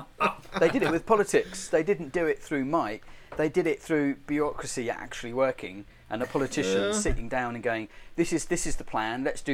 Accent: England, United Kingdom; it's going to be English because that's my upbringing.

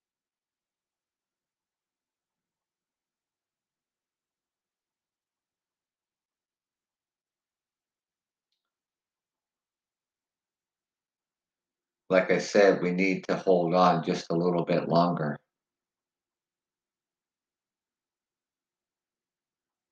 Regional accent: Canada; we are Canadian

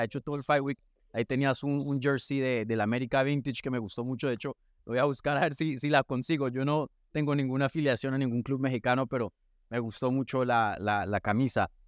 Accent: Colombia; yo soy colombiano

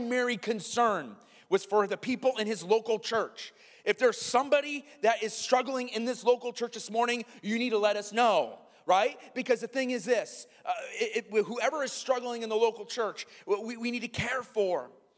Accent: Iowa, United States; me growing up in Iowa

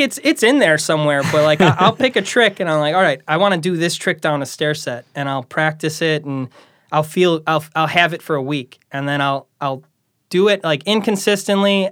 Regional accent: Chicago Ridge, Illinois, United States; I grew up in Chicago Ridge

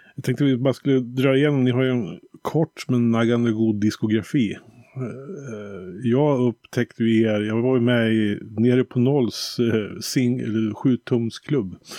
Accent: Bergslagen, Västmanland, Sweden; jag är ju lite uppvuxen med ja, det man kallar för trallpunkvågen där i början på 90-talet här nere i, i Bergslagen, Västmanland.

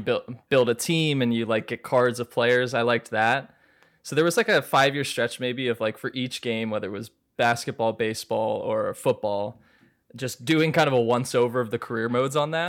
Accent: Maryland, United States; moved away as an adult; also born or lived in New York; I grew up in Maryland, but I went to Fordham, which is a college in New York in the Bronx

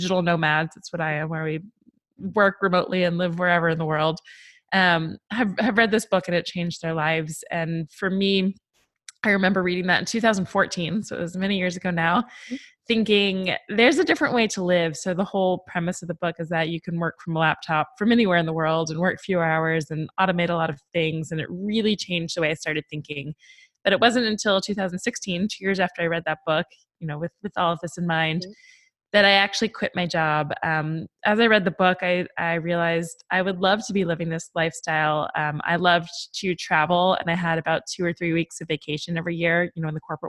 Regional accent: Atlanta, Georgia, United States; moved away as an adult; also born or lived in New York / Los Angeles / Michigan; I am back in Atlanta, Georgia, which is my hometown.

